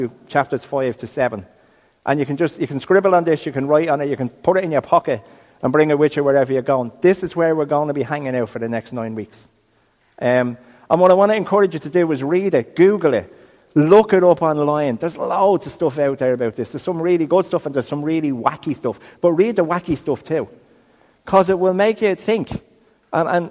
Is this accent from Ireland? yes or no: yes; Dublin, Leinster, Ireland; We're from Ireland. I'm from Crumlin.